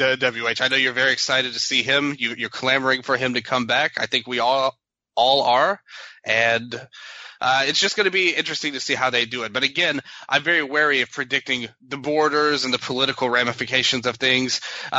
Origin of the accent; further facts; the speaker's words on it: United States; as an American